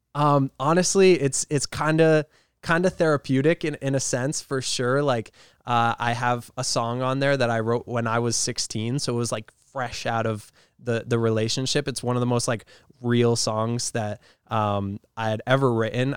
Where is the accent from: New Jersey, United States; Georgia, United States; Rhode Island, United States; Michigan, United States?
Rhode Island, United States; I'm from Rhode Island